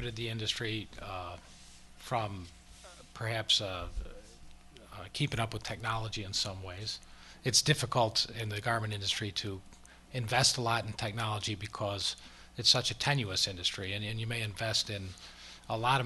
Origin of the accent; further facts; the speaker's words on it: Chicago, Illinois, United States; now in Los Angeles, United States; we're both from Chicago